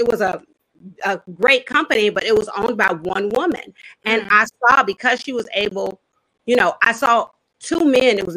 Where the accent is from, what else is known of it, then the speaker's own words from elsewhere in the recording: Chicago, Illinois, United States; I'm a daughter of Chicago